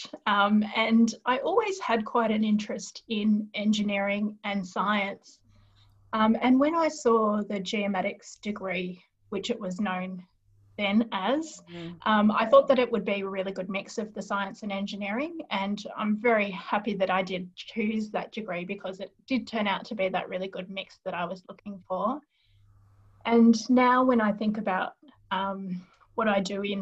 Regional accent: Mirboo North, Victoria, Australia; now in Melbourne, Australia; I actually grew up in a little country town called Mervu North. So that is in South Gippsland

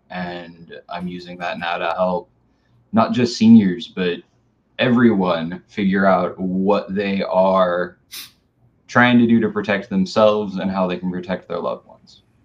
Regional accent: Tualatin, Oregon, United States; I grew up in Tualatin

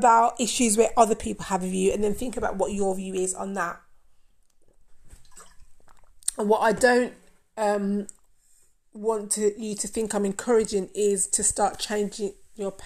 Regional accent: Jamaica; I'm Jamaican. Did you know that? I'm Jamaican

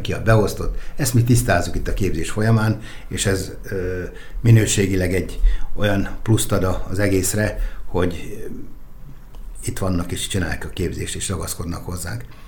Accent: Nyíregyháza, Szabolcs-Szatmár-Bereg, Hungary

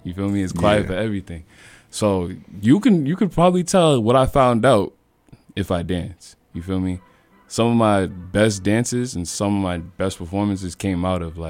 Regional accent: Boston, Massachusetts, United States; also born or lived in Cambridge, Massachusetts; I was born and raised in Dorchester, moved to Cambridge when I was around 10, and moved to the projects

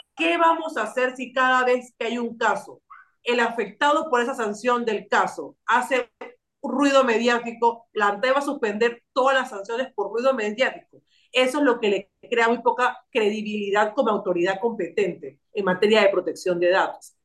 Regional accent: Panama; nosotros como panameños y panameñas tenemos una cultura de cedernos datos

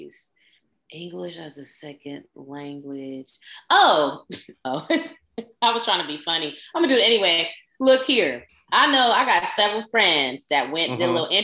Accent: West Coast, United States; where we're from, and we're from the West Coast

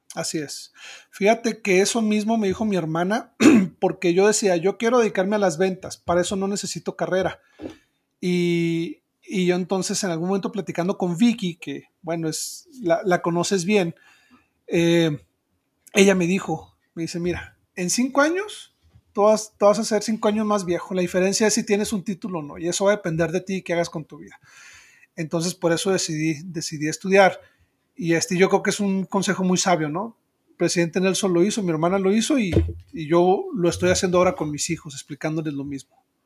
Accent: Chihuahua, Mexico; also born or lived in Ciudad Juárez; soy de Chihuahua

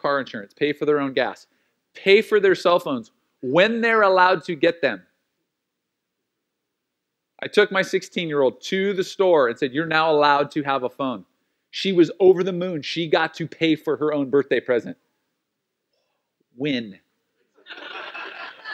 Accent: United States; being an American and being a Christian

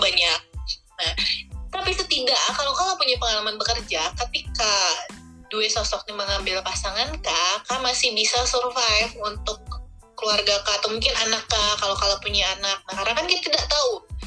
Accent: Bangka Belitung Islands, Indonesia; kita orang Bangka

